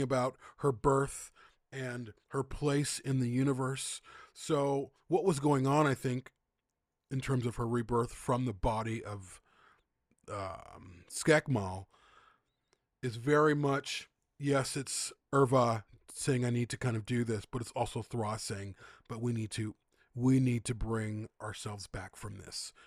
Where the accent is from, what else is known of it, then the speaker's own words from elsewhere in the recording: Chicago, Illinois, United States; moved away; I'm from the Midwest, Chicago